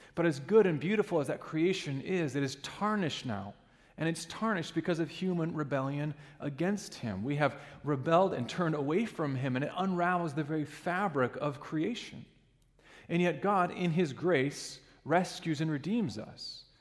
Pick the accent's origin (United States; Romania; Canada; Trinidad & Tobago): United States; Alaska; now in Ludington, United States; growing up in Alaska, we had uh, sled dogs